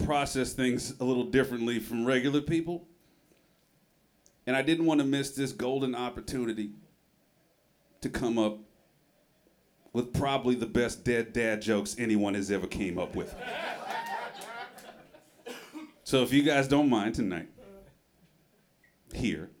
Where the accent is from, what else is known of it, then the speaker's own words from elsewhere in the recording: Memphis, Tennessee, United States; moved away as an adult; now in Portland, United States; I'm originally from Memphis, Tennessee.